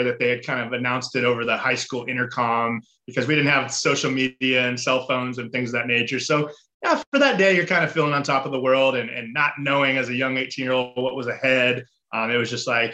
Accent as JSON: {"language": "English", "town": "Mission Viejo", "region": "California", "country": "United States", "tie": "born or raised there", "said": "I grew up in Southern California, a little town called Mission Viejo"}